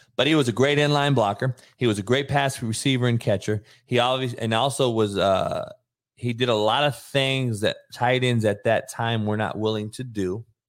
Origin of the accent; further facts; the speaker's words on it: Compton, California, United States; I lived in a car for eighteen months growing up in Compton.